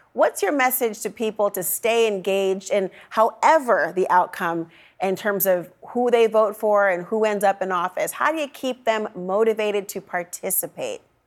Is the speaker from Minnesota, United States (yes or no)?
yes; Saint Paul, Minnesota, United States; moved away; Saint Paul, Minnesota, my hometown